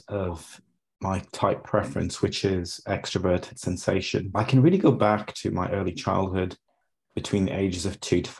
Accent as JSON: {"language": "English", "town": "Pittsburgh", "region": "Pennsylvania", "country": "United States", "tie": "born or raised there", "said": "I grew up in Pittsburgh in the US"}